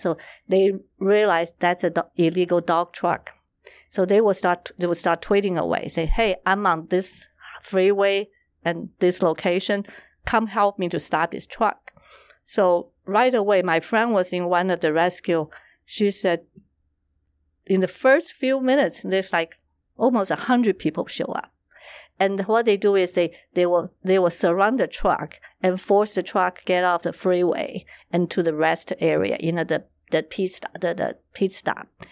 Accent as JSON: {"language": "English", "country": "Taiwan", "tie": "born or raised there", "said": "I was born and raised in Taiwan"}